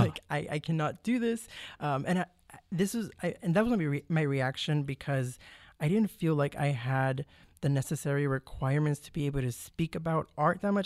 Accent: McAllen, Texas, United States; moved away as an adult; also born or lived in Mission, Texas / College Station, Texas; I was born in Mission, Texas, but I was raised in McAllen, Texas, but I lived my whole life in the Valley

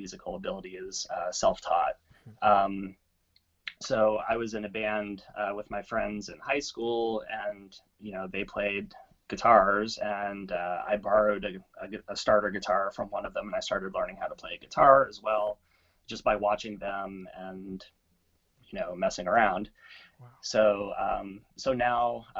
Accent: Corpus Christi, Texas, United States; I grew up in Corpus Christi, Texas.

